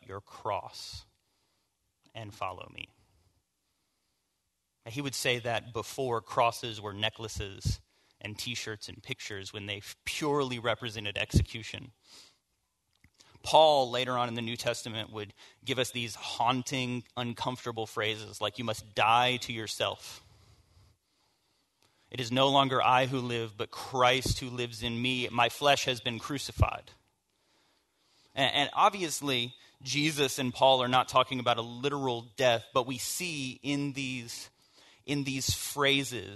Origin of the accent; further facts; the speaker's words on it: the South, United States; I grew up in the South and in church